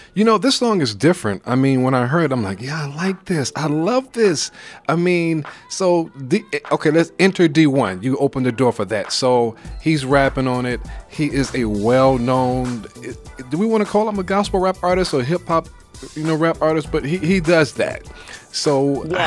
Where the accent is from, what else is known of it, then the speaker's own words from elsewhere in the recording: New York City, New York, United States; I'm from Brooklyn.